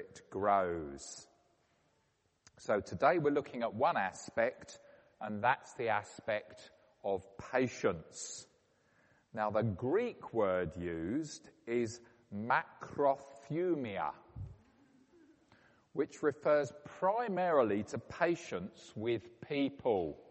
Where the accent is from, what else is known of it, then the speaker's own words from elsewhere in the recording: Woking, South East England, United Kingdom; my hometown of Woking